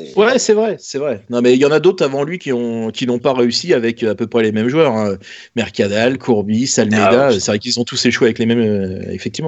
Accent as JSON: {"language": "French", "region": "Normandy", "country": "France", "said": "on est des Normands"}